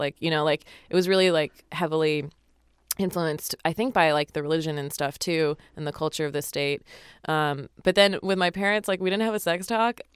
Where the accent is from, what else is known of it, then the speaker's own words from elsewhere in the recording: Utah, United States; I grew up in Utah